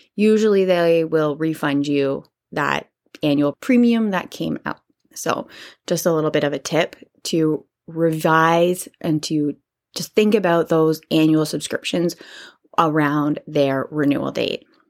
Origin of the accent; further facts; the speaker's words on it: Canada; I'm Canadian